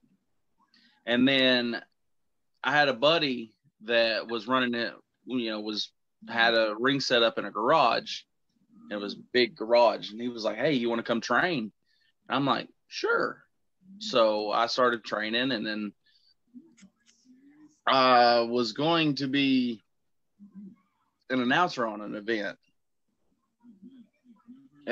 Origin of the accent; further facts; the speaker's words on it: Kingsport, Tennessee, United States; my home state in Kingsport, Tennessee